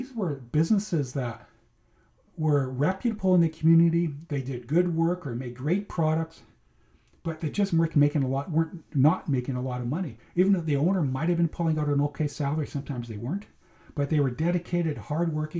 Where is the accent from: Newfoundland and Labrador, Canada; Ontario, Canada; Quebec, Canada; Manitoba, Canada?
Manitoba, Canada; growing up in Manitoba, my brother and I would spend a lot of Sundays and summers